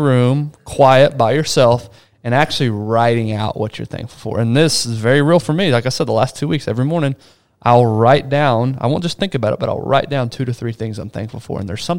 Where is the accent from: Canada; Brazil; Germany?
Brazil; I was born in Brazil. My parents grew me up in an environment, third world country, a lot of poor people.